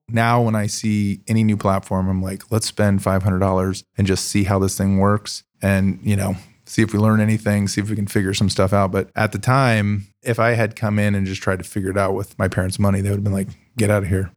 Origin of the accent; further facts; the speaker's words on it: Columbus, Ohio, United States; also born or lived in California; I grew up in Columbus.